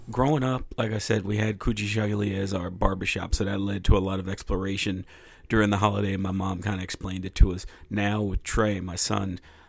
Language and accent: English; New York, United States; moved away as an adult; now in Pittsburgh, United States; I grew up in New York